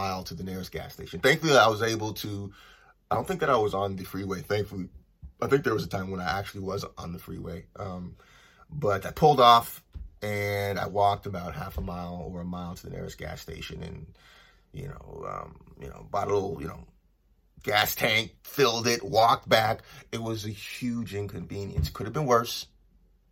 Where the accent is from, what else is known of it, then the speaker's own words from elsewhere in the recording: Los Angeles, California, United States; also born or lived in Toronto; I'm originally from Toronto and I grew up in Los Angeles.